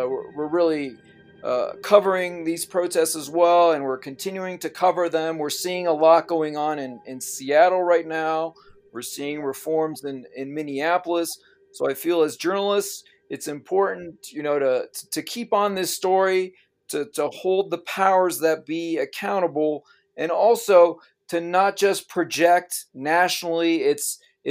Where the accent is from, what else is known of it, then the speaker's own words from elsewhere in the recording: France; moved away; I'm originally from France, and I was educated in the French system.